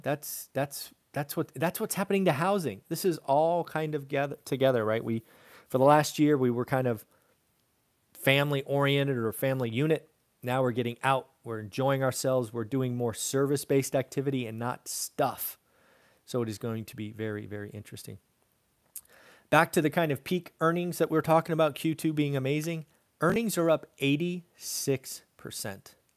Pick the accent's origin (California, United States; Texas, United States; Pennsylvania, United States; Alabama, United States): California, United States; my home state of California